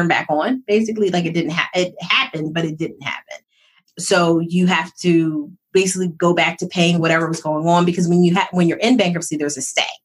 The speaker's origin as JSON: {"language": "English", "town": "Philadelphia", "region": "Pennsylvania", "country": "United States", "tie": "born or raised there", "also_born_or_lived": "North Jersey", "said": "I was born outside of New York because my dad was an executive for McDonald's. So I was like North Jersey type. And then we moved back. So I'm from Philly."}